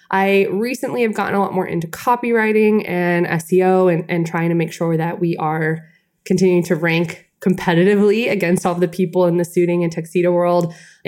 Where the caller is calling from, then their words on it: Atlanta, Georgia, United States; I'm calling in from Atlanta, Georgia. Our suit shop is not in Atlanta, Georgia, but that's where I am.